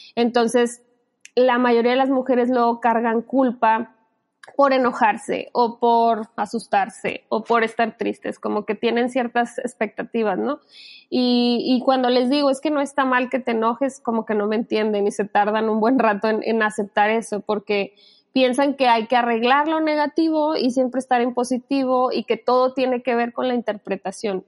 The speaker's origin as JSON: {"language": "Spanish", "region": "Sinaloa", "country": "Mexico", "tie": "born or raised there", "moved": "yes", "said": "yo me crié en Sinaloa y allá a lo chido que decimos aquí en México como padre, se le dice chilo"}